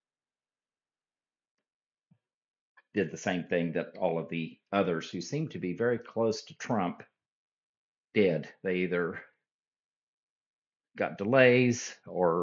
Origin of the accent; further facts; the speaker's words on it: United States; as an American